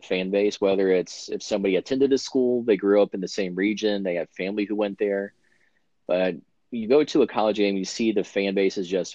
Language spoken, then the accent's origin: English; North Carolina, United States; we're all from Carolina